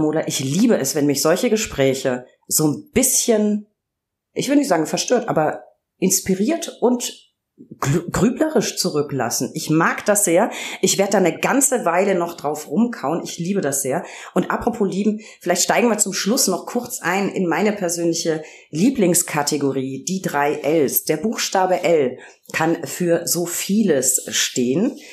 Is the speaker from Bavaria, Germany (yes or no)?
yes; Franconia, Bavaria, Germany; accent: Lower Franconian; ich liebe meinen mein Heimatdialekt. Ich komme aus Franken, also auch Weingegend